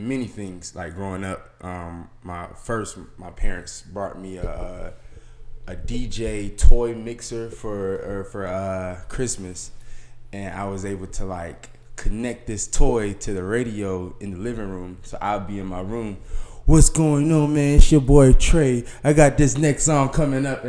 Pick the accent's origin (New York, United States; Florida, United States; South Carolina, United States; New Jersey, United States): South Carolina, United States; Columbia; also born or lived in Hampton, South Carolina / Beaufort, South Carolina; I spent most of my life in Columbia. Graduated high school in Columbia